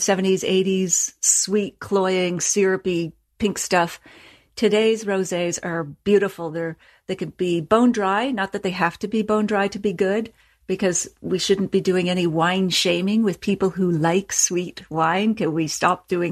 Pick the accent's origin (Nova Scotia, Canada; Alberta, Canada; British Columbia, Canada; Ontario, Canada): Nova Scotia, Canada; I come from Nova Scotia, so it's all about puns